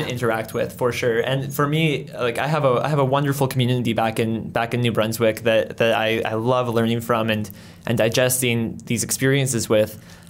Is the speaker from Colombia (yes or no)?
yes; Colombia; born there; I was born in, my parents were missionaries in, mm-hmm. in Colombia. So I was born in Colombia